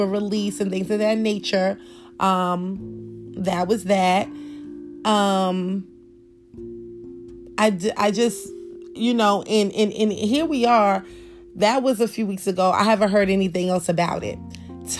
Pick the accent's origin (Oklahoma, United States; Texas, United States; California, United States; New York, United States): New York, United States; I was growing up in New York